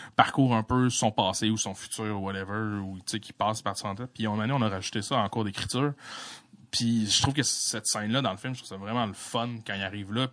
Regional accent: La Malbaie region, Quebec, Canada; moved away; la région de ce que où est-ce que je venais

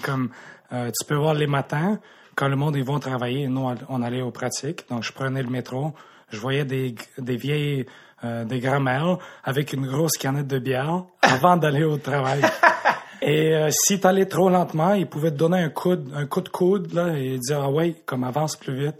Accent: Montreal, Quebec, Canada; born or raised there; also born or lived in Krasnodar, Russia

